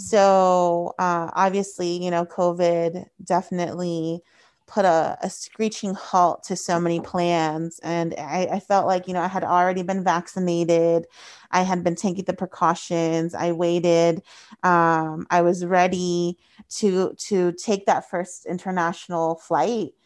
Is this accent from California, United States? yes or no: yes; Paso Robles, California, United States; My hometown is Paso Robles.